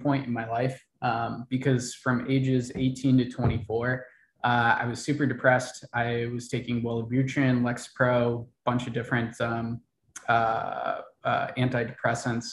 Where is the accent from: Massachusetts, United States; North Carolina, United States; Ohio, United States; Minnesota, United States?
Ohio, United States; born or raised there; moved away; also born or lived in Miami / Austin, Texas